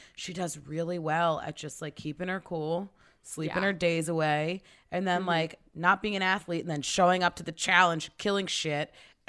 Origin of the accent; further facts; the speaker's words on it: Australia; Like, I'm from Australia, and a lot of our stunt guys are from there